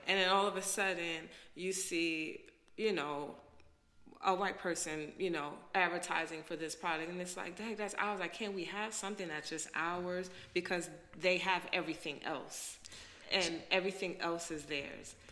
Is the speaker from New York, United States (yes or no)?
yes; New York City, New York, United States; moved away as an adult; also born or lived in Haiti (descent); now in DC area, United States; I'm a black girl. I'm from Brooklyn.